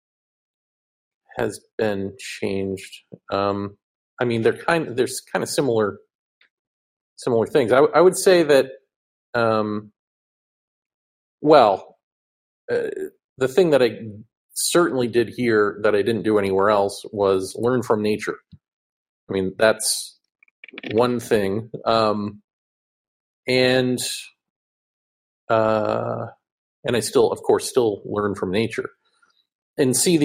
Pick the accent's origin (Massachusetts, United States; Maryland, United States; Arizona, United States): Massachusetts, United States; moved away as an adult; also born or lived in New York; I grew up in Massachusetts and then my adult life, New York